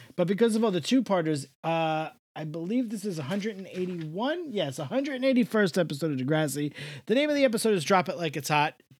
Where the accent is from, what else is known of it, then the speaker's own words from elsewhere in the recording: New York, United States; I'm from the East Coast